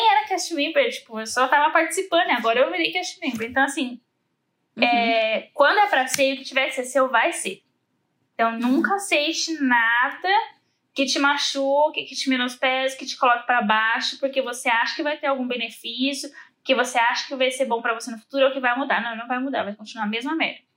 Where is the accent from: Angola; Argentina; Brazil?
Brazil; E outra, eu sou brasileira, né, Mori?